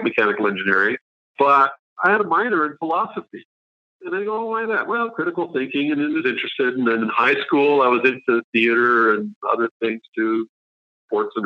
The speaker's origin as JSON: {"language": "English", "country": "Canada", "tie": "born or raised there", "also_born_or_lived": "Switzerland", "said": "And this is in Canada now, not Switzerland. We moved when I was a kid"}